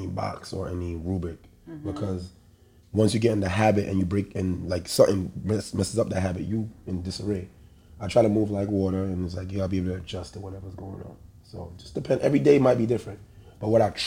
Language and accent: English; New York City, New York, United States; I'm a boy from the Bronx